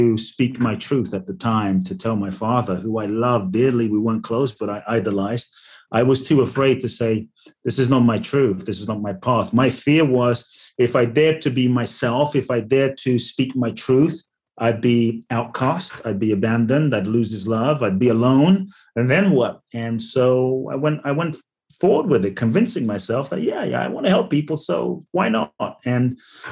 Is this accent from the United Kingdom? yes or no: yes; London, United Kingdom; born or raised there; also born or lived in Ghana; now in United States